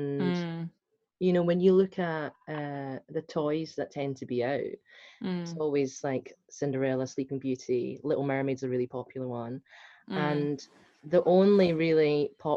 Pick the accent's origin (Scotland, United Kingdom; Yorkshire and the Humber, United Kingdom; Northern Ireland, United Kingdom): Scotland, United Kingdom; accent: Scottish; first language Hakka; English is a second language; I'm Scottish